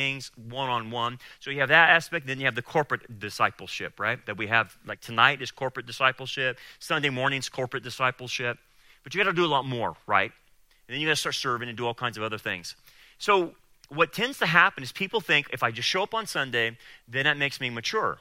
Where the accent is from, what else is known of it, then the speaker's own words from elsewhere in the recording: Delano, California, United States; I grew up in Delano